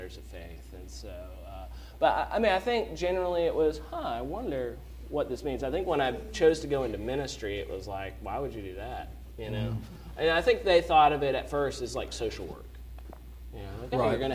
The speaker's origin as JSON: {"language": "English", "town": "Dunwoody", "region": "Georgia", "country": "United States", "tie": "born or raised there", "also_born_or_lived": "Ohio", "moved": "as an adult", "lives_now": "Birmingham, United States", "said": "my parents, they're moving back to Dunwoody, my hometown on the north side of Atlanta"}